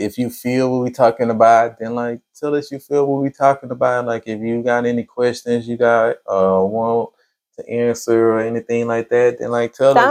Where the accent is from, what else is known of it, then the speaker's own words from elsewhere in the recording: United States; We're not African-Americans. We're Native people, bro. We're from America.